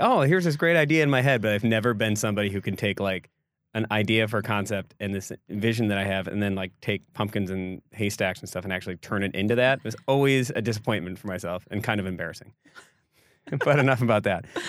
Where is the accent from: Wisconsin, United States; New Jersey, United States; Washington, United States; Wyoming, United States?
Wisconsin, United States; Egg Harbor; also born or lived in Sister Bay, Wisconsin; I grew up in Egg Harbor. and later on moved to Sister Bay